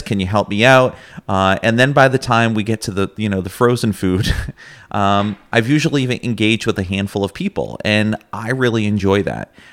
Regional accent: Massachusetts, United States; moved away as an adult; now in Plattsburgh, United States; I'm originally from Massachusetts, actually. Uh, moved up to the region to attend SUNY Plattsburgh as an undergraduate.

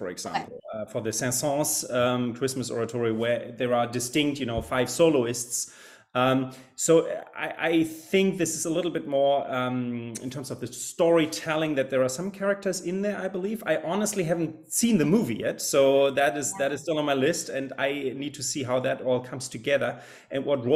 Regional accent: Germany; English is a second language; moved away as an adult; also born or lived in Salt Lake City, Utah, United States; now in Greencastle, United States; I'm originally from Germany, where you find me right now. I often spent my summers over here in my native country

